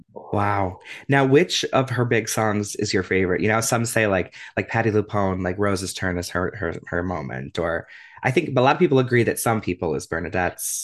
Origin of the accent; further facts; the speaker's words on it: Cleveland, Ohio, United States; now in Columbus, United States; we're Ohio boys. We grew up in Cleveland.